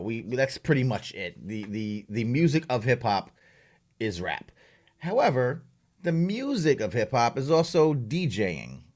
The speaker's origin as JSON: {"language": "English", "area": "Long Island", "region": "New York", "country": "United States", "tie": "born or raised there", "said": "I grew up on Long Island."}